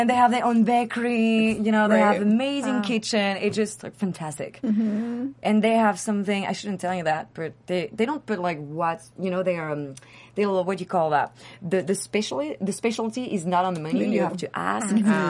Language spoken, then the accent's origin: English; Seattle, Washington, United States; also born or lived in New York / Paris; now in Los Angeles, United States; I grew up in Seattle, studied in New York, you know, worked in New York for years. So I have the East Coast personality.